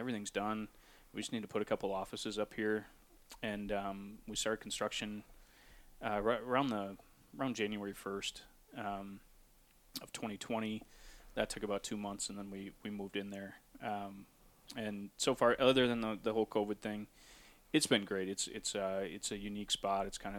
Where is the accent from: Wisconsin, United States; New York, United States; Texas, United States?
Wisconsin, United States; Durand; also born or lived in Hudson, Wisconsin / River Falls, Wisconsin; now in Menomonie, United States; we made the move in 2017 over to Menominee and kind of in our quest to get back closer to Durand.